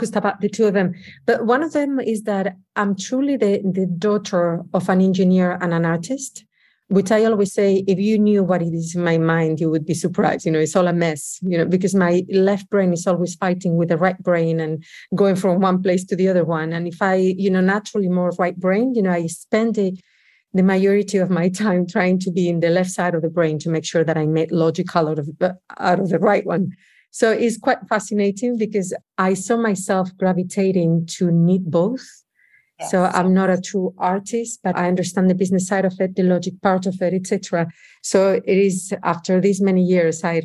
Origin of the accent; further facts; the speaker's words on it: Oviedo, Asturias, Spain; English is a second language; moved away as an adult; also born or lived in New York City; I'm originally from Spain, from a little town in the north of Spain called Oviedo. It's part of Asturias. And I lived there all my life until I was 24.